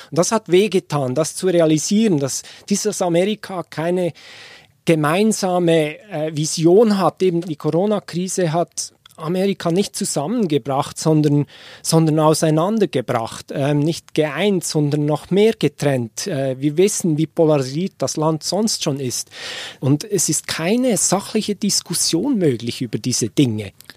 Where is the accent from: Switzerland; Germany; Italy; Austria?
Switzerland; moved away as an adult; also born or lived in Washington, United States; ich als Schweizer mit den beiden Kindern in die Schweiz kommen würde